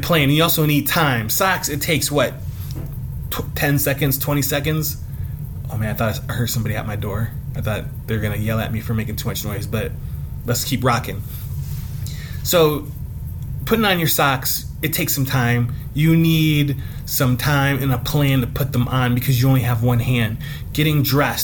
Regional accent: Cleveland, Ohio, United States; I'm from Cleveland

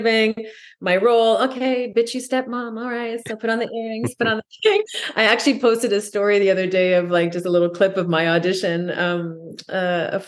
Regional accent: Canada; I'm French Canadian

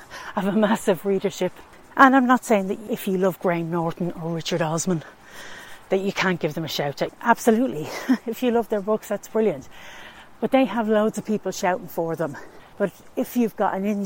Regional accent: Tallaght, Leinster, Ireland; I'm from Talla in County Dublin

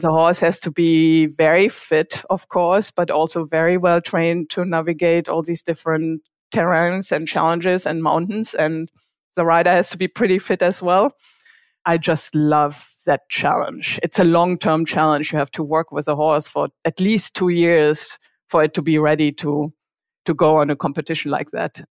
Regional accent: Germany; accent: German; English is a second language; moved away as an adult; also born or lived in Switzerland; now in Bay Area, United States; I grew up in a very small town in Germany. I guess you can tell from my accent

